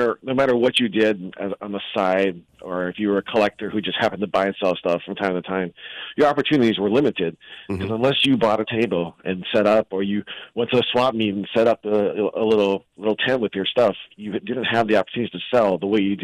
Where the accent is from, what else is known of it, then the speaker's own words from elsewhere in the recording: Aiea, Hawaii, United States; I'm born and raised in Aiea